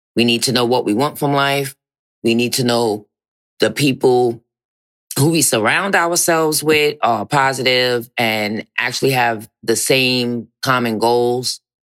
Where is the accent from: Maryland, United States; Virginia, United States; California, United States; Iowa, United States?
Virginia, United States; I'm from Virginia